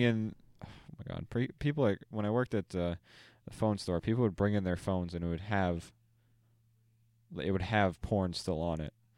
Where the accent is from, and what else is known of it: Fall River, Massachusetts, United States; moved away as an adult; now in Rhode Island, United States